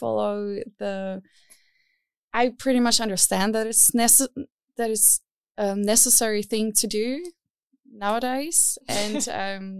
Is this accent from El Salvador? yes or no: no; Czechia; moved away as an adult; now in Berlin, Germany; I come from Czech Republic, and there the scene was not so big